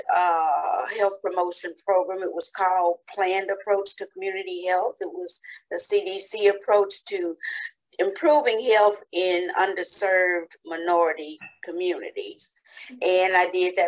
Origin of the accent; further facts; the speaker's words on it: Humboldt, Tennessee, United States; my hometown of Humboldt